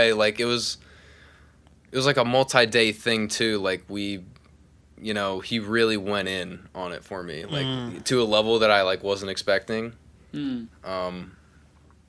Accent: Pottstown, Pennsylvania, United States; moved away as an adult; now in Nashville, United States; I'm originally from Pottstown, Pennsylvania.

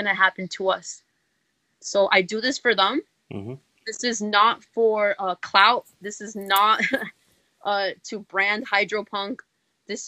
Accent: New York City, New York, United States; I'm from the East Bronx. I don't live too far from Bronx Park East

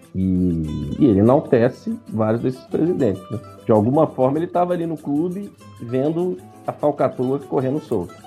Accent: Minas Gerais, Brazil; Nós como bons mineiros somos desconfiados

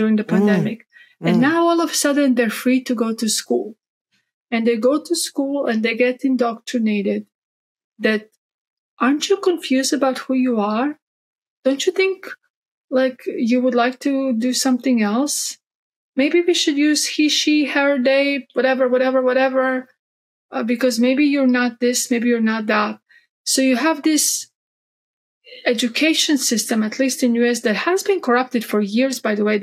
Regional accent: Croatia; now in Texas, United States; I grew up Catholic in Croatia just because that's, you know, what most Croatians are, we're Catholic. And then I came to the States

